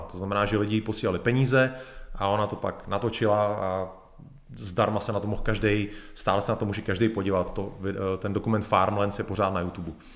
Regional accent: Bohemia, Czechia; u nás v Čechách

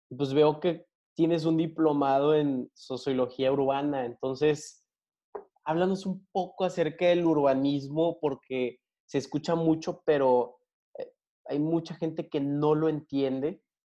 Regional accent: Tamaulipas, Mexico; de Tamaulipeco a Tamaulipeco

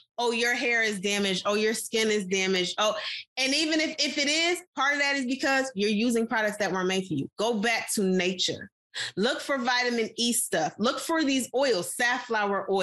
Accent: United States; we as American people

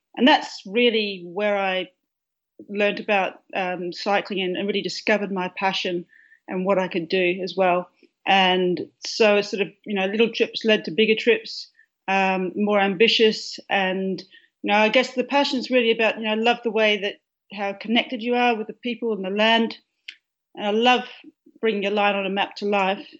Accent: a farm near Perth, Western Australia, Australia; now in Melbourne, Australia; I grew up on a farm which is about um, 85 miles uh, east of Perth

